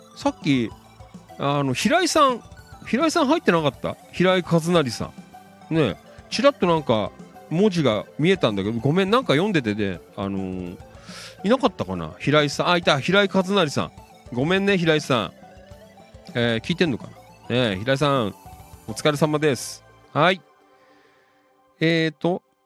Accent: Noda, Chiba, Japan; もちろん野田は出身地なんですけど

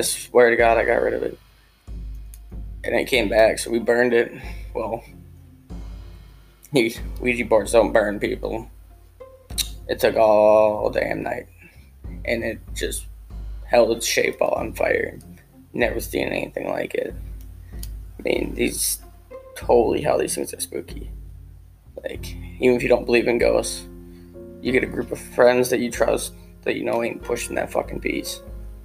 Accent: Wisconsin, United States; I'm from Wisconsin

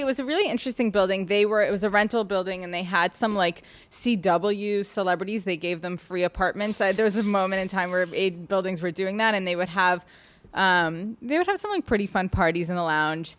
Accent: New York City, New York, United States; also born or lived in Boston; I grew up in Soho, in a loft

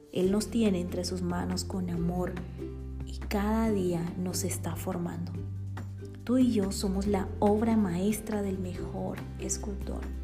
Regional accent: Bolivia; now in Guatemala; boliviana por amor y nacimiento y también guatemalteca por amor y residencia

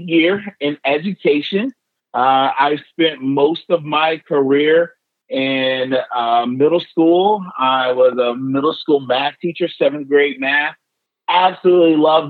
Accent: Southern Illinois, United States; I'm an Illinois guy, born and raised in Southern Illinois

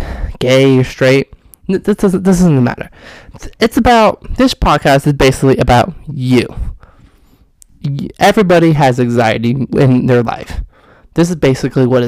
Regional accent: Austin, Texas, United States; also born or lived in Houston; I'm from Austin, and I moved to Houston for 1 year.

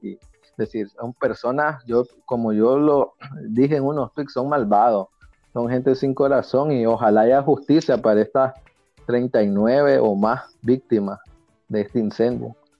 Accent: Nicaragua; moved away as an adult; yo salí de Nicaragua en el mes de agosto por persecución política y a mi trabajo como defensor de presos políticos y derechos humanos en Nicaragua

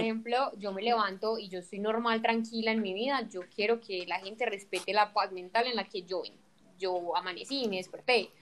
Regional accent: Antioquia, Colombia; somos nosotros los paisas

